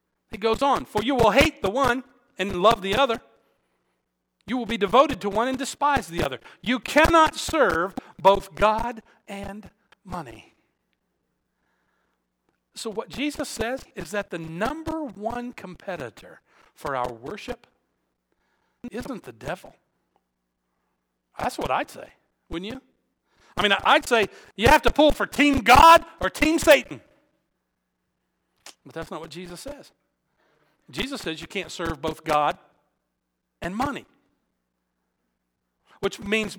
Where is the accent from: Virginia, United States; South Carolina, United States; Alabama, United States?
Alabama, United States; moved away; I was born and raised in Alabama